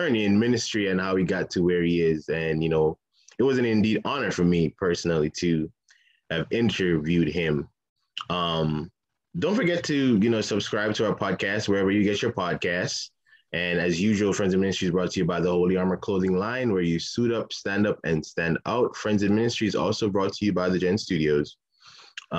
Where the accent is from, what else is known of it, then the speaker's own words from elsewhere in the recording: Jamaica; moved away as an adult; now in Baltimore, United States; I'm actually Jamaican. I was born in Jamaica. So I'm Jamaican, and I came here in 2013